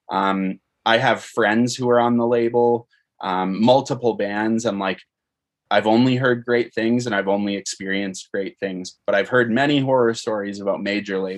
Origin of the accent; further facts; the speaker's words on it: Canada; Uh, also, it's interesting because being a Canadian band, uh, a lot of times it can be harder for an American band to sign a Canadian band.